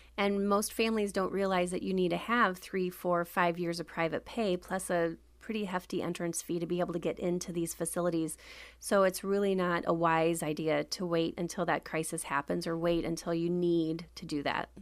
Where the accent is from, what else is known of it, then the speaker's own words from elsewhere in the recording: Wellsburg, Iowa, United States; moved away as an adult; now in Milwaukee, United States; I'm from a small town called Wellsburg, Iowa. There's about seven hundred people there